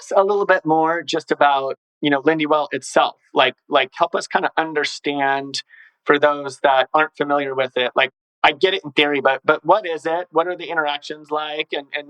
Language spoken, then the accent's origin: English; Durango, Colorado, United States; born or raised there; also born or lived in Grand Junction, Colorado / Ouray, Colorado